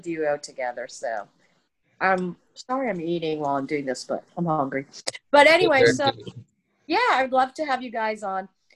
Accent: Miami, Florida, United States; I'm from Miami.

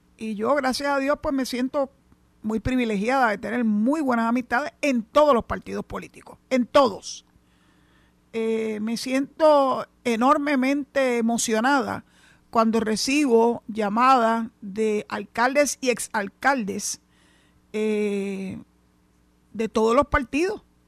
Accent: San Juan, Puerto Rico; moved away as an adult; now in Mayagüez, Puerto Rico; nací y me crié, en San Juan, en el área metropolitana

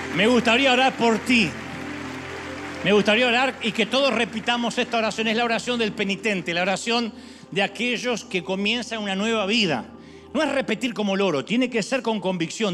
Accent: Argentina; soy argentino

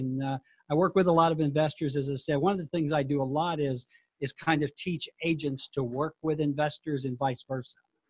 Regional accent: Huntsville, Alabama, United States; I'm from Huntsville, Alabama

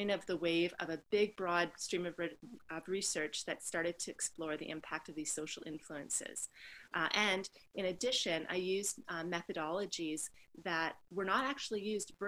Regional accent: Canada; being a Canadian

